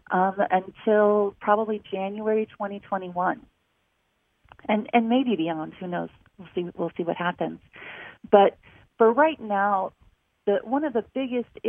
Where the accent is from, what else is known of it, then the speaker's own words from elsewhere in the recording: Newport, Rhode Island, United States; born there; I'm a military brat. I was born in Newport, Rhode Island. I have lived all over the country.